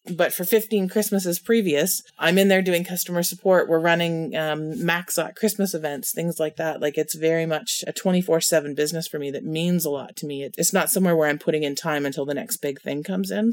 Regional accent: Canada; As a Canadian

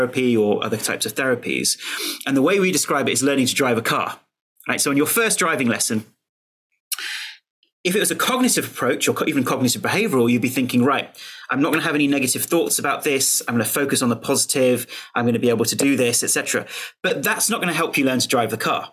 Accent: United Kingdom; as a Brit

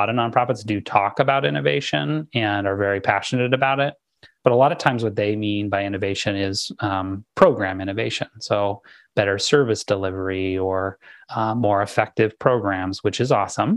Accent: Southern California, United States; I grew up in Southern California

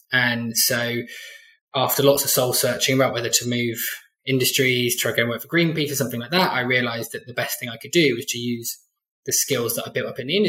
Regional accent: Glastonbury, South West England, United Kingdom; I came from Glastonbury

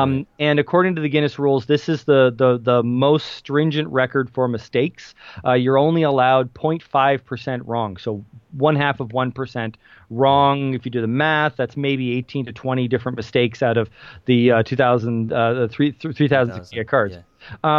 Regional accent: Kitchener, Ontario, Canada; he lived in Kitchener, Waterloo, Ontario, is where my hometown is, if anybody wants to look that up.

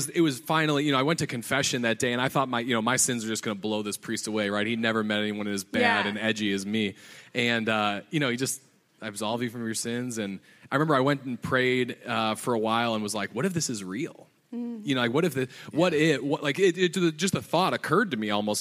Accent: Chicago, Illinois, United States; I'm from Chicago, grew up in the suburbs of Chicago

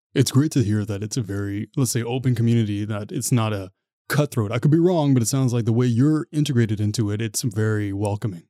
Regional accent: Ottawa, Ontario, Canada; I'm from Ottawa.

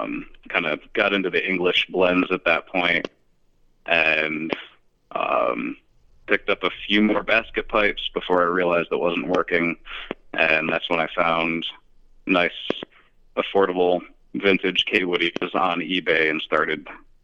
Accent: Lawrence, New York, United States; also born or lived in Schenectady, New York; So I grew up in the middle of nowhere in New York. I started out in Lawrence, tiny little town, an hour and a half outside of Albany or so. And just a little farm town

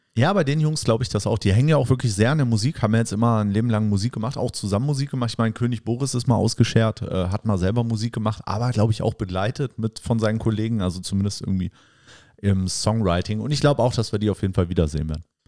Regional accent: West Germany, Germany; jetzt als Westdeutscher

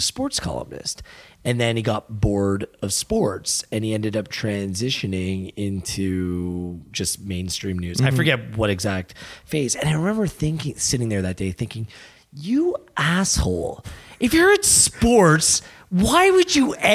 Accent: Burlington, Ontario, Canada; moved away as an adult; also born or lived in London, Ontario; now in Toronto, Canada; I grew up in Burlington

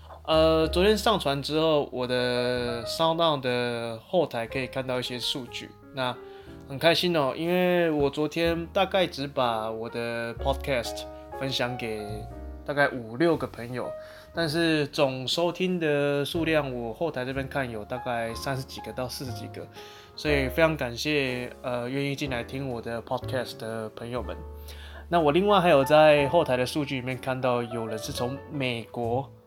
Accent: Taichung, Taiwan; moved away as an adult; also born or lived in Kaohsiung; 所以理所当然我在台中。出生的，那一直到我十九岁之前，呃，就是上大学之前，我都是留在台中的，所以就是算算是一个孕育我长大的一个地方这样子。

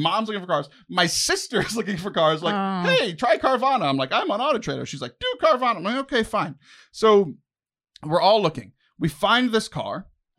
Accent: Texas, United States; born there; I'm not born knowing these things because I was born in Texas.

